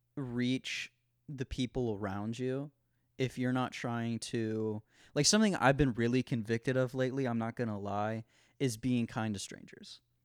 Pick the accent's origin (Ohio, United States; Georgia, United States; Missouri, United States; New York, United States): Ohio, United States; moved away as an adult; in Ohio, it's a, it's, you know, it's a swing state. I, like, you know, there's tons of liberal people, there's tons of conservative people. I grew up in the Christian home school bubble